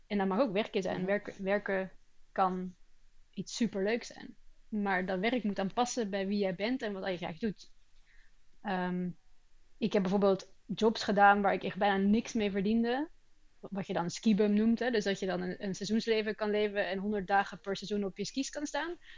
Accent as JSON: {"language": "Dutch", "town": "Antwerp", "region": "Flanders", "country": "Belgium", "tie": "born or raised there", "also_born_or_lived": "Rotterdam, Netherlands", "moved": "yes", "lives_now": "Sweden", "said": "het verhuizen op een heel jonge leeftijd. Ik ben van Rotterdam naar Antwerpen verhuisd"}